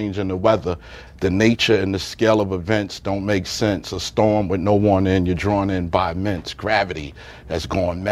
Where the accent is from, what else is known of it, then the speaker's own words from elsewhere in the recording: New York City, New York, United States; also born or lived in Staten Island; I grew up in Brooklyn.